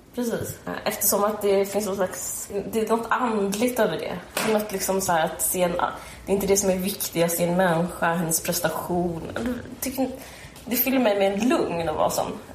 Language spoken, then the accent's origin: Swedish; Sweden; som svensk